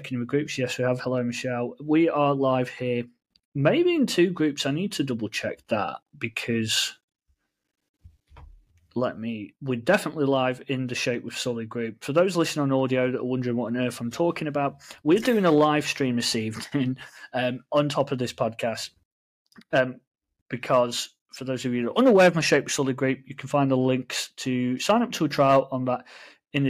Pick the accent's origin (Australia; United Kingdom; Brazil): United Kingdom; England; we in England